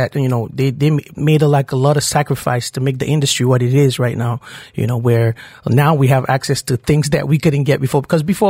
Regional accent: Kaduna State, Nigeria; also born or lived in Lagos State, Nigeria; now in Lagos, Nigeria; I'm from Kaduna State. It's from a northern part of Nigeria.

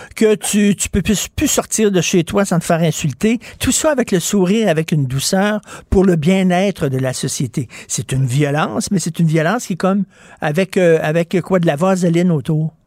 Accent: Montreal, Quebec, Canada; je viens de Verdun

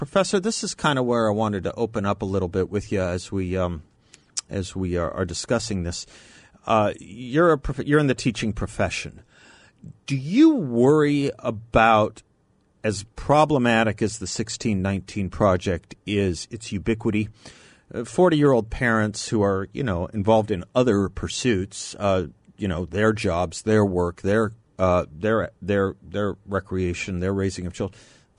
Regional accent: Phoenix, Arizona, United States; I grew up in Phoenix, which does not have a large, and certainly back then did not have a large African-American population.

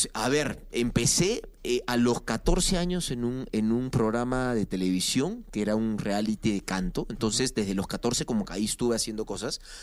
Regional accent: Lima, Peru; moved away as an adult; Nací en Lima, nací en Lima

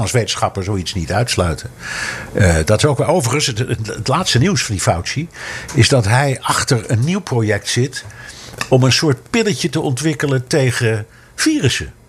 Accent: Amsterdam, North Holland, Netherlands; now in New York, United States; Ik ben opgegroeid in Amsterdam, vlak bij de pijp.

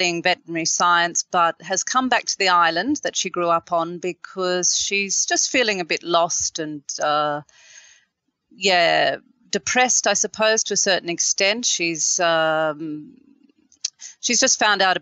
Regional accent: Australia; as an Australian of Irish descent. But, you know, my family has been here for quite a few generations

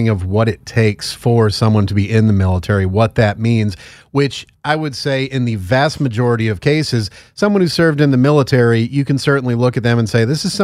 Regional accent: Northeast, United States; I'm from the Northeast. I'm familiar with the area.

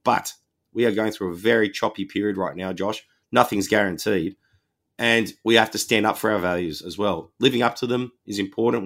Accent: Wollongong, New South Wales, Australia; my hometown Wollongong

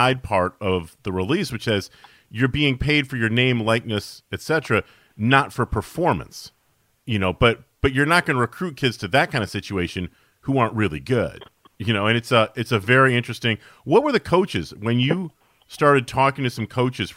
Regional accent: Syracuse, New York, United States; I grew up in Syracuse, New York

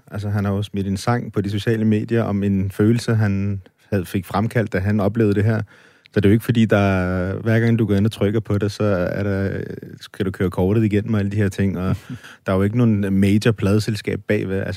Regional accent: Denmark; Danmark er mit hjemland, og jeg er dansker og stolt af det.

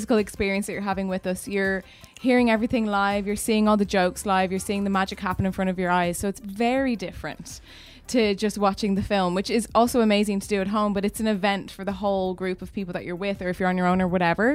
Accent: Ireland; now in United Kingdom; I've been living in the UK for the last 15 years and I'm from Ireland originally.

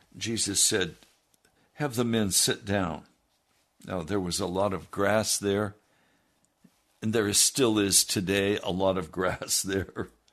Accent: United States; as Americans

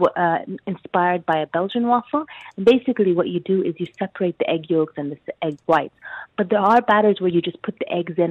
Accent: Sudan; moved away; Growing up in Sudan

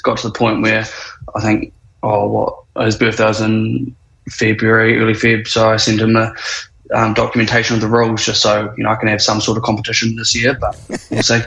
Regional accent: Wellington, New Zealand; born and raised in Wellies

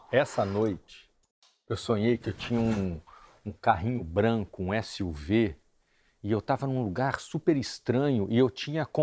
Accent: Resende, Rio de Janeiro, Brazil; Eu sou de Resende, né? Quando eu era moleque, né? Eu nasci num lugar que tinha árvores

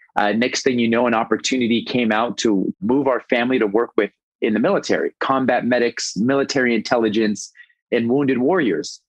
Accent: Los Angeles, California, United States; moved away as an adult; now in Bradenton, United States; Born and raised in Los Angeles

